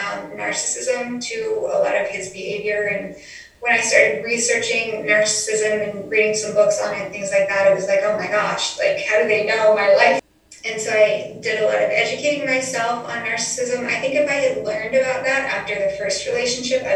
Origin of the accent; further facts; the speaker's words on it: Colorado, United States; moved away; I'm from Colorado